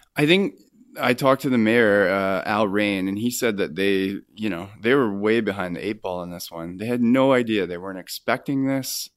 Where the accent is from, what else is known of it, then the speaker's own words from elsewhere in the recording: Kamloops, British Columbia, Canada; moved away as an adult; now in Vancouver, Canada; I'm sort of from Kamloops. I spent my formative years there. I went to high school and elementary school there